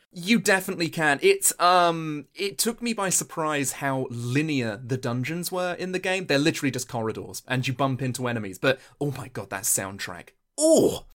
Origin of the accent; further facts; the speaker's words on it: Suffolk, East of England, United Kingdom; I am from Suffolk.